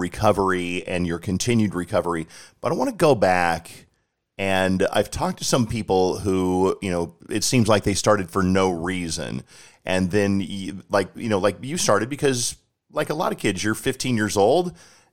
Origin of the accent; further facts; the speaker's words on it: Colorado, United States; I'm from Colorado